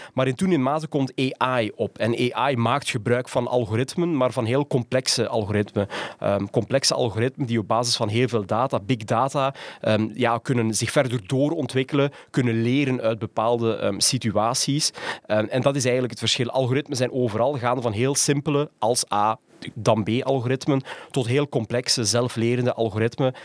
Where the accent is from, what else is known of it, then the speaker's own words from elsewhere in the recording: Ghent, Flanders, Belgium; moved away as an adult; also born or lived in Rotterdam / Tilburg / Utrecht; Ik kom uit Gent